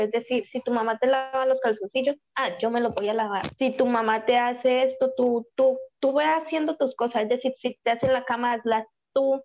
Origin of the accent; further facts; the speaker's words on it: Colombia; now in Chile; tengo 22 años y soy de Colombia, pero vivo en Chile